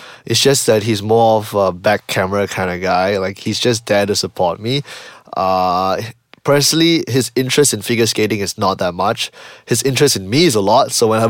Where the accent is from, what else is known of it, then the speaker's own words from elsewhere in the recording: Malaysia; I'm from Malaysia.